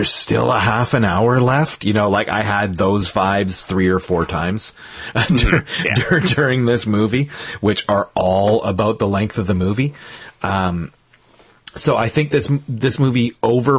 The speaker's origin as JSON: {"language": "English", "country": "Canada", "said": "I'm Canadian and my French is bullshit to them anyway"}